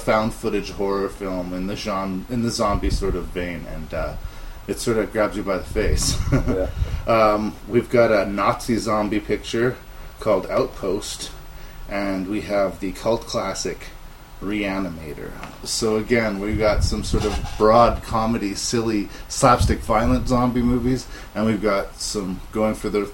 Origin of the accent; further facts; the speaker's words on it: Canada; I am Canadian